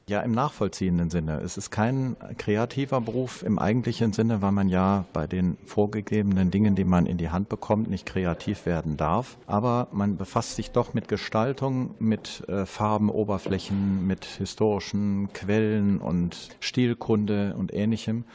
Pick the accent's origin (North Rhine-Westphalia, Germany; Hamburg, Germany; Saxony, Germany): North Rhine-Westphalia, Germany; Krefeld; Zudem komme ich aus diesem Viertel. Ich bin gebürtiger Krefelder in der dritten Generation